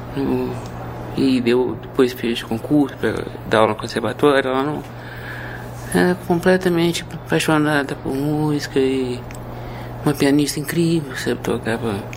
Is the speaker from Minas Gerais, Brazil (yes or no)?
yes; Minas Gerais, Brazil; moved away; also born or lived in Rio de Janeiro; eu tenho uma alma mineira, fui criada lá, quer dizer, foi lá que aprendi a ler